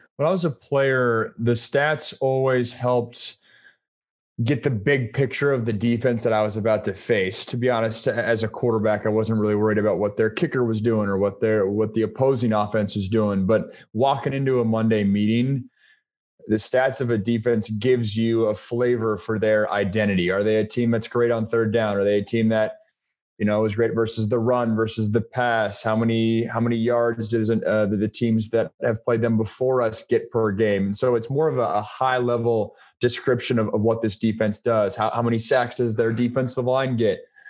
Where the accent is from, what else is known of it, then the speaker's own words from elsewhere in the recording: Pacific Northwest, United States; I grew up in the Pacific Northwest